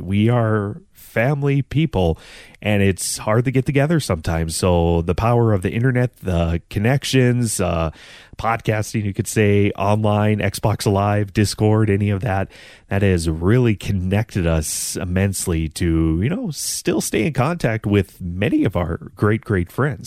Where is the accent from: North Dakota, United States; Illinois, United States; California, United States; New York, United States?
North Dakota, United States; I'm from North Dakota